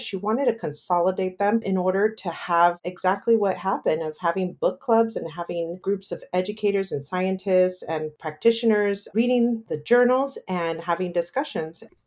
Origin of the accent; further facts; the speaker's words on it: Paramount, California, United States; I grew up in that same area. I grew up in Paramount, right next to Lakewood in Long Beach